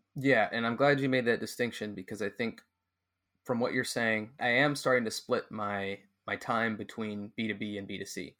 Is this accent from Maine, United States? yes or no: no; California, United States; moved away as an adult; also born or lived in Mexico; I'm from California